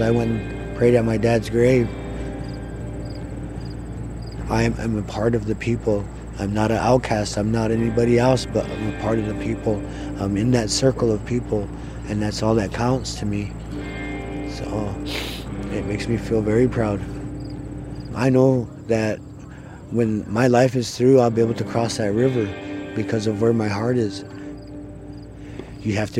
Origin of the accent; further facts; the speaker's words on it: Little Eagle, South Dakota, United States; And I'm from Standing Rock. I grew up in a place called Little Eagle, just south of here.